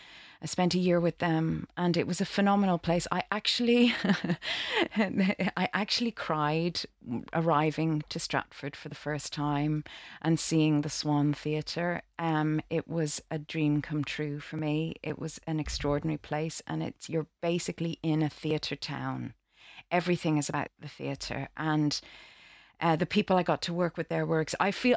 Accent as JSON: {"language": "English", "town": "Dublin", "region": "Leinster", "country": "Ireland", "moved": "as an adult", "said": "I'm from Dublin in Ireland. I trained in Ireland in the Gaiety School of Acting there."}